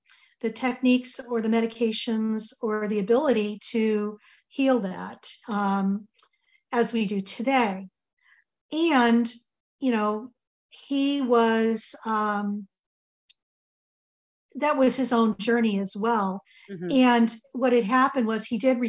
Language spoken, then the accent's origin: English; Connecticut, United States; We grew up in Connecticut